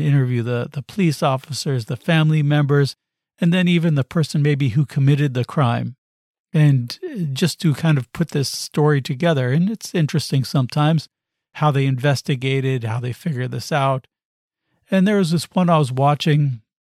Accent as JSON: {"language": "English", "country": "United States", "said": "I come from the United States"}